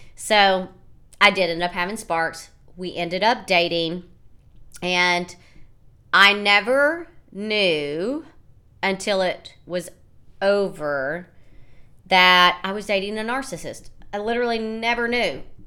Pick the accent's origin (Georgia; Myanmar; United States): United States; obviously I'm American. I told you I was American.